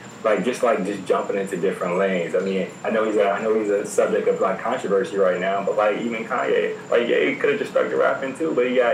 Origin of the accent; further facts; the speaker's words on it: Virginia, United States; I'm from Virginia, so by default, I'm rocking with the Wizards.